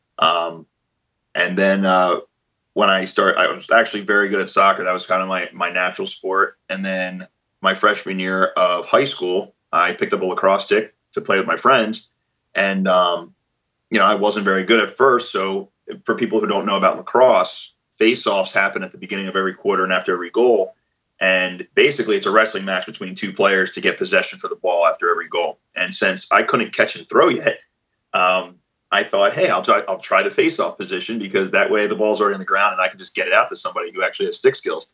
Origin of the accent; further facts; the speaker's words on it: Philadelphia, Pennsylvania, United States; moved away as an adult; also born or lived in New York City; I'm from Philadelphia originally